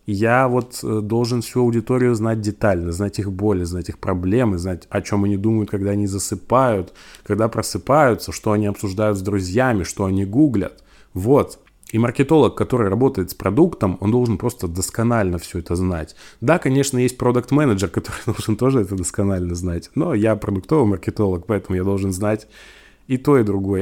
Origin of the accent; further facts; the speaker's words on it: Siberia, Russia; я из Сибири